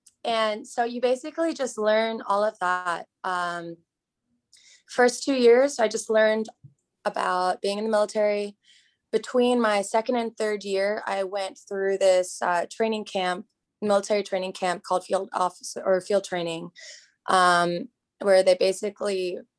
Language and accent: English; Hong Kong; now in United States; So I grew up abroad. I grew up in Hong Kong, and I was surrounded by a melting pot of different cultures. And coming to the US, I realized that there can be certain biases. So I came to the US in 06